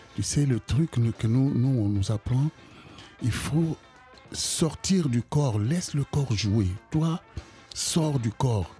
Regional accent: Kinshasa, DR Congo; moved away as an adult; also born or lived in Brussels, Belgium / United States; now in France; je viens du Congo, Kinshasa

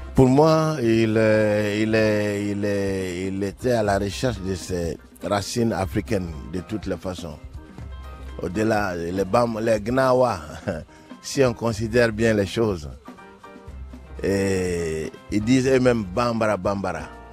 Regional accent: Ségou, Ségou Region, Mali; tu le retrouves à Ségou, dans ma ville natale

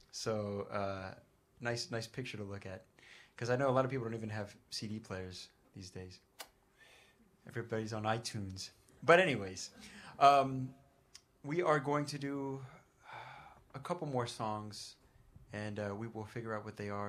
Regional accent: New York, United States; Uh, this we're all from New York, and, and this this place very much feels like home.

